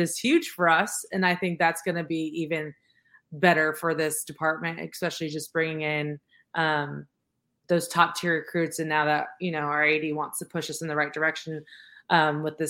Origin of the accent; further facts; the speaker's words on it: California, United States; moved away as an adult; now in Richmond, United States; I'm from California, and when I moved to Richmond, I was like, this is such a small town, but I love it